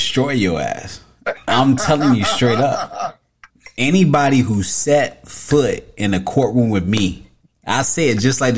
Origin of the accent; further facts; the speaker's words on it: Tampa, Florida, United States; I'm from Tampa